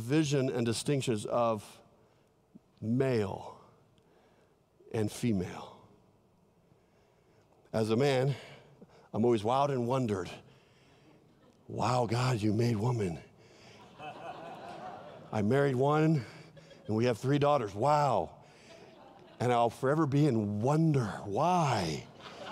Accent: Southern California, United States; moved away; I love California, my home state in Southern California

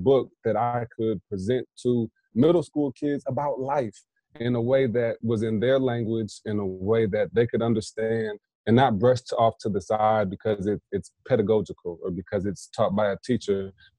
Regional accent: Indiana, United States; now in South Carolina, United States; I'm in South Carolina now and have some folks I'm looking to work with in Indiana as well, back in my hometown.

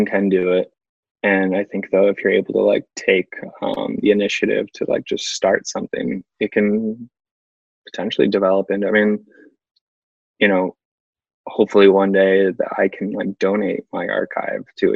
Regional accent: East Coast, United States; growing up on the East Coast

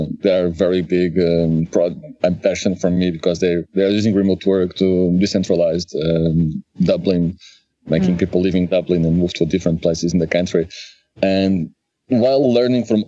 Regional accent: Lisbon, Portugal; moved away as an adult; also born or lived in Oeiras / Algarve / Aveiro / Germany; I'm from Lisbon. I lived in Oeiras. I lived in Algarve. I lived in Aveiro. And then I moved to Germany. And then I moved to Poland.

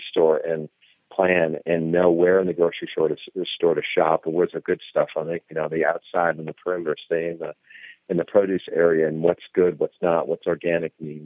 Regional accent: Iowa, United States; I grew up on corn because I grew up in Iowa

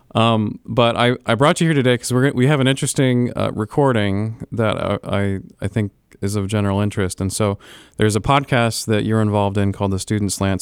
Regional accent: Florida, United States; moved away as an adult; also born or lived in Illinois; now in Ohio, United States; so I grew up in Florida

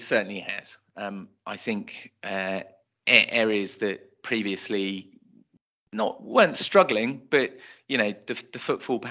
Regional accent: Bristol, South West England, United Kingdom; moved away as an adult; I'm from Bristol, I've been away from Bristol and I ended up coming back to it

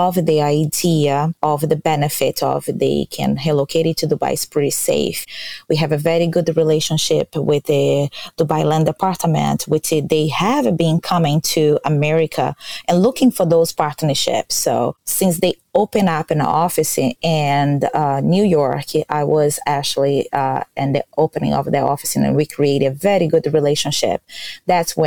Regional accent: Brazil; English is a second language; now in Florida, United States; I am original from Brazil. I born in Brazil, but from my father's side, his family, it's from Portugal.

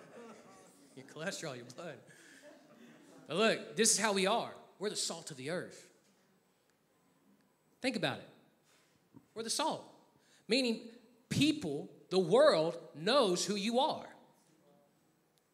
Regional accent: Texas, United States; moved away; I'm from Texas, and I said that very Texanly just now

